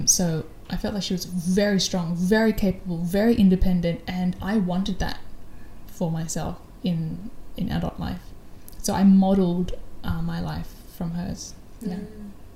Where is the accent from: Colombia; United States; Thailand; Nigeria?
Thailand; Bangkok; I grew up in Bangkok with my mum